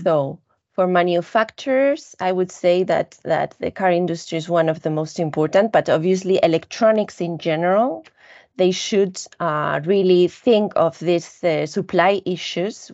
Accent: Spain; I come from Spain

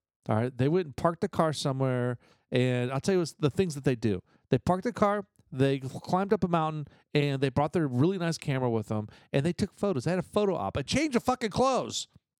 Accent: New Jersey, United States; I had, growing up in New Jersey, we lived on base

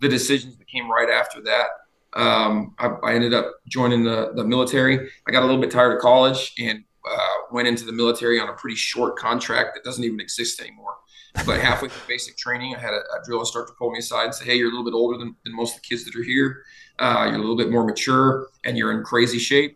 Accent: Utah, United States; moved away as an adult; also born or lived in Crestview, Florida; now in Idaho, United States; I grew up in Utah. Like middle Utah of Utah, boy. A little bit south of Salt Lake

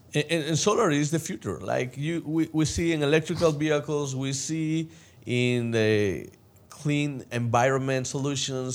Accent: El Salvador; moved away; I came from El Salvador

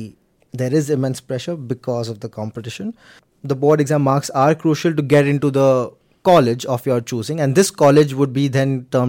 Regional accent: Mumbai, Maharashtra, India; first language Gujarati; English is a second language; Gujarati, because that's my mother tongue, so I speak that at home. And Urdu. I'm from a Muslim background, so Urdu is quite common within Muslims.

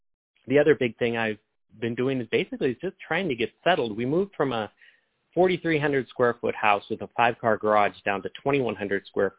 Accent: Montana, United States; I came from Montana.

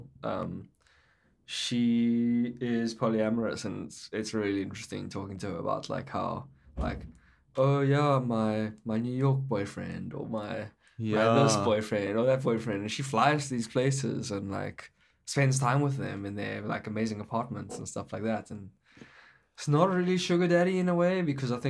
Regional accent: South Africa; now in Vancouver, Canada; We come from South Africa

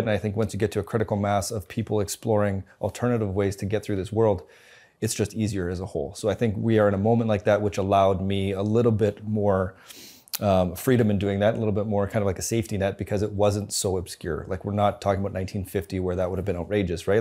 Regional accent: Winnipeg, Manitoba, Canada; moved away as an adult; also born or lived in New Zealand; now in Calgary, Canada; I grew up in Winnipeg, went to school, graduated

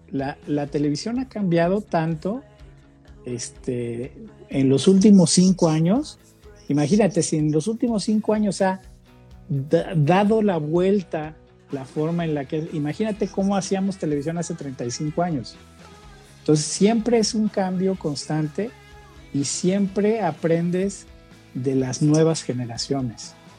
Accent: Guadalajara, Jalisco, Mexico; moved away as an adult; now in San Luis Potosí, Mexico; soy originario de Guadalajara, y me mudé a San Luis Potosí para unirme al proyecto de Mexicanal

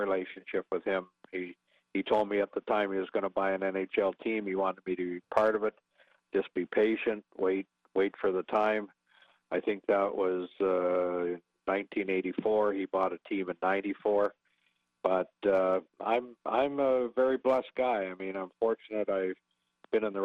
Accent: Canada; I came from a small town, 700 people.

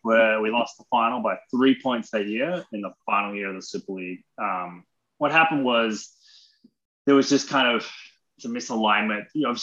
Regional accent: Australia; also born or lived in Seattle; now in Orlando, United States; I grew up in Australia.

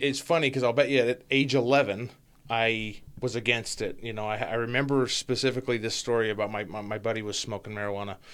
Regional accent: Ogden, Utah, United States; moved away as an adult; born and raised in Ogden, Utah

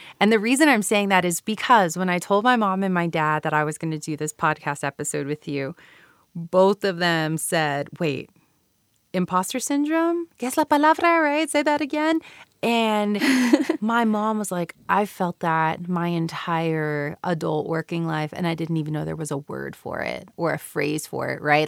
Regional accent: Houston, Texas, United States; moved away as an adult; also born or lived in California / Japan; now in Utah, United States; I was born and raised, um, like I said earlier, in Mexican American community in Houston, Texas

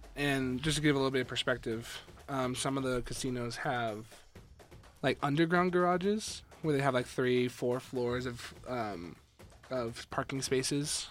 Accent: Las Vegas, Nevada, United States; moved away as an adult; now in Reno, United States; being from Vegas, also, hi, I'm from Vegas.

